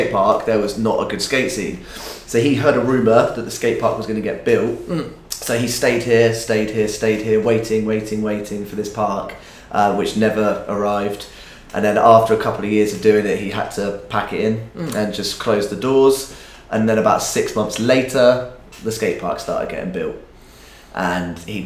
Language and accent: English; Southampton, South East England, United Kingdom; I grew up in Southampton, which is a little town down the road. Born and bred there, skated there my whole life